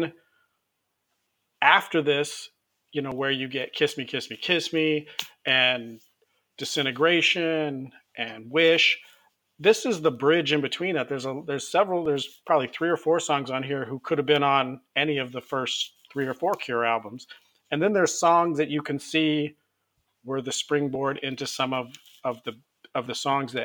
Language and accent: English; United States; we're American